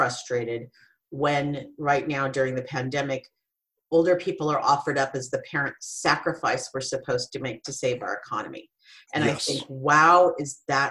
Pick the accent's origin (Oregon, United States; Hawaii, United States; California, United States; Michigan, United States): California, United States; Silicon Valley; I grew up and worked in Silicon Valley